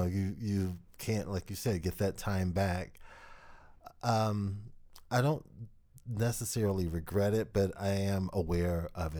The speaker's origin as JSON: {"language": "English", "region": "Kentucky", "country": "United States", "moved": "as an adult", "said": "Well, I moved away from Kentucky. This year will be 30 years."}